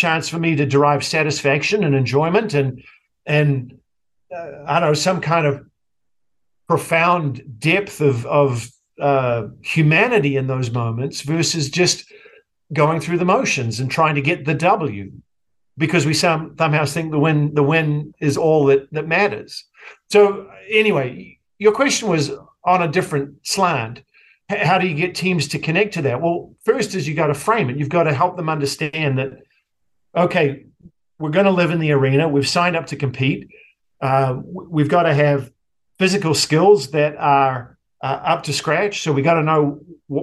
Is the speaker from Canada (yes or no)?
no; New Zealand; moved away as an adult; now in United States; my socialization growing up in New Zealand